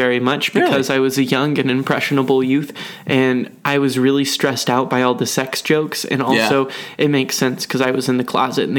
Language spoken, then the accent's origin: English; Texas, United States; born or raised there